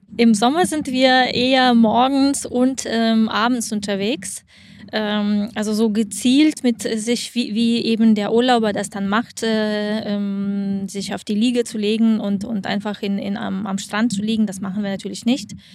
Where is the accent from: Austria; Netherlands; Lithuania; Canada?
Lithuania; also born or lived in Germany / Frankfurt; now in Cyprus; Ich komme aus Litauen, bin nach Deutschland umgezogen und dort. Ähm, 18 ähm, Jahre gelebt